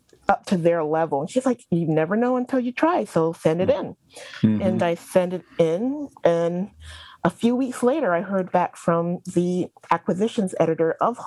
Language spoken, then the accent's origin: English; Barbados; also born or lived in New York; now in North Carolina, United States; I am originally from Barbados, a small island in the Caribbean, and by way of New York, I ended up in North Carolina, living here with my husband and my kids